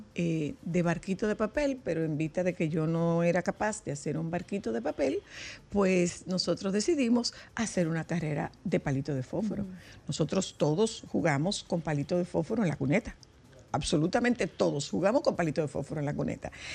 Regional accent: Nagua, María Trinidad Sánchez, Dominican Republic; en Agua, eh, de donde yo soy

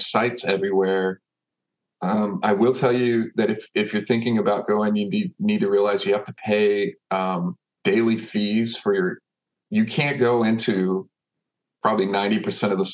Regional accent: Austin, Texas, United States; I've lived here, I grew up here in Austin

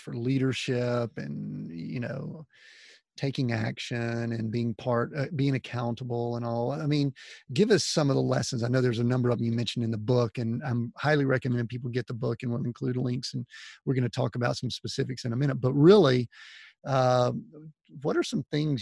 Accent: Atlanta, Georgia, United States; we grew up in Atlanta

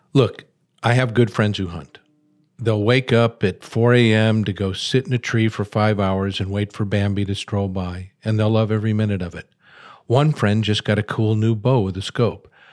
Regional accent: Chicago, Illinois, United States; I'm a very urban guy. I was born in Chicago.

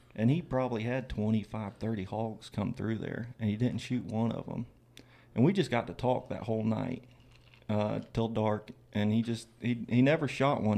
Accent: Florida, United States; I'm from Florida, grew up in Florida.

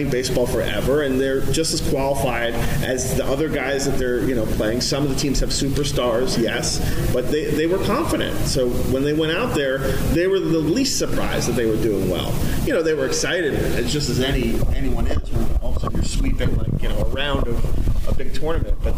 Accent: New York, United States; I'm a New Yorker

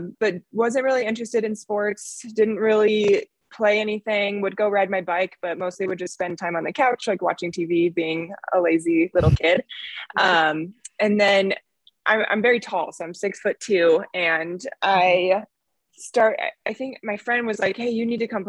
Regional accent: Arvada, Colorado, United States; I grew up in Arvada, Colorado.

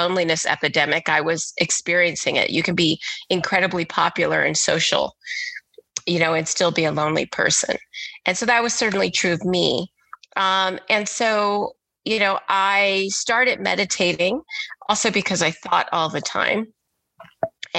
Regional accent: Texas, United States; moved away; also born or lived in Philadelphia; I grew up in Texas in the 80s as a little Black girl.

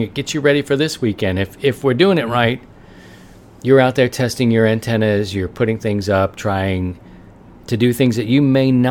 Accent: Baltimore, Maryland, United States; moved away; We're from Baltimore

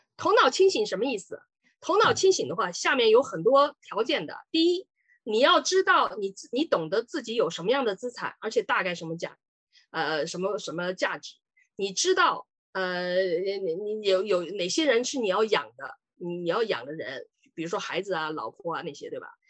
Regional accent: Sichuan, China; moved away as an adult; also born or lived in Chongqing; now in Ontario, Canada; 我是四川人。呃，以前呢是八九年到加拿大，已经三十几年了吧

